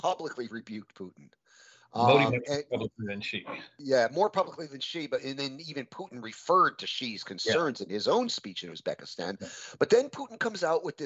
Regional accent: Connecticut, United States; my home state of Connecticut

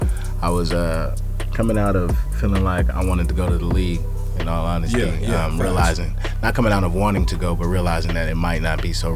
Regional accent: Sacramento, California, United States; moved away as an adult; also born or lived in Pasadena, California / Florida; I'm from Sacramento. Sacramento, California. I was born out here in Pasadena, but grew up in Northern California, man. Grew up in Sacramento, though. I spent most of my life there, man.

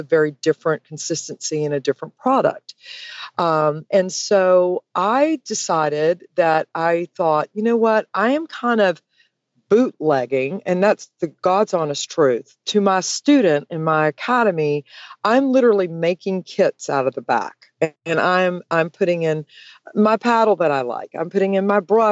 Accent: Georgia, United States; I am from Georgia

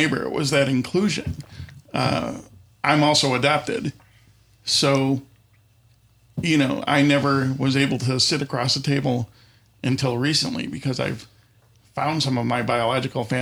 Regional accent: Buffalo, New York, United States; I grew up kind of on the West Seneca, South Buffalo border in Buffalo

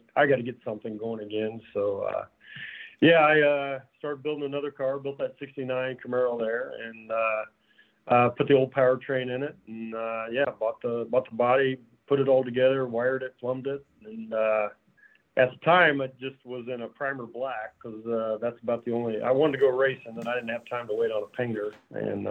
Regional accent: outside of Indianapolis, United States; I grew up outside of Indianapolis.

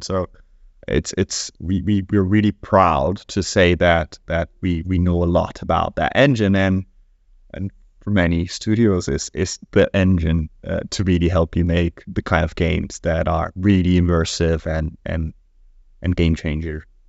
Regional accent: Brazil; moved away; I come from Brazil

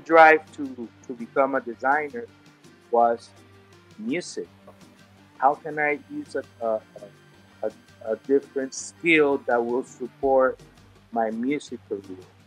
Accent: Venezuela; English is a second language; now in Miami, United States; growing up in in a Spanish speaking country and then moving to the US

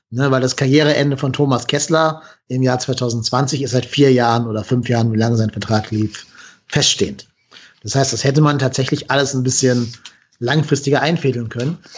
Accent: Cologne, North Rhine-Westphalia, Germany; ich komme ja aus Köln, also ich kölsche Jung und Homecoming und so

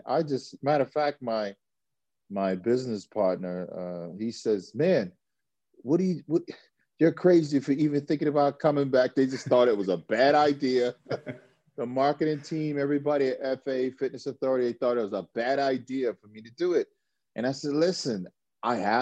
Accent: United States; I'm an American guy

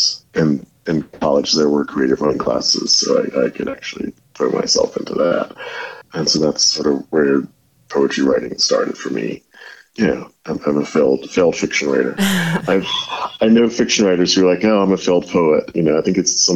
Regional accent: Milledgeville, Georgia, United States; moved away as an adult; also born or lived in Athens, Georgia / Houston, Texas / Bemidji, Minnesota / Bay Area, California; I'm from Milledgeville, Georgia, born and raised there

